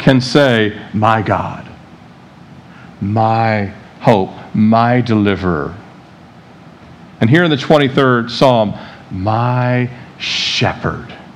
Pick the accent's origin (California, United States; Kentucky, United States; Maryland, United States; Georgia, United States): Maryland, United States; Annapolis; living in Annapolis, Maryland, where I grew up outside the Beltway area there